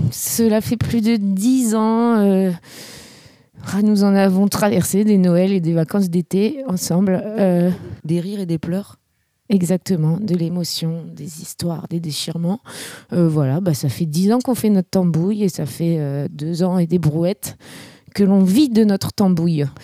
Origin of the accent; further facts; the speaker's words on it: Élancourt, Île-de-France, France; Du coup, moi, je viens d'Elancourt. Elancourt, c'est en banlieue euh